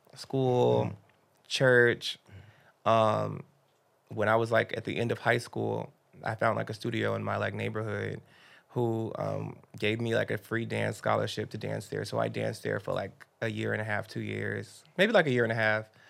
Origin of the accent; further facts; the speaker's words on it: Miami, Florida, United States; I grew up in Miami